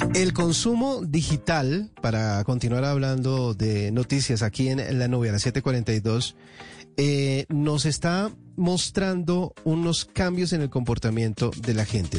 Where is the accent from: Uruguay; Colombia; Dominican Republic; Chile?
Colombia; dentro de nuestro país